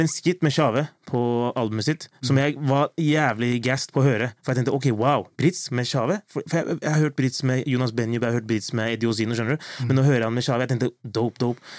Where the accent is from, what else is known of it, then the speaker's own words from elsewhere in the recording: Drammen, Buskerud, Norway; moved away; jeg var hjemme i Drammen en tur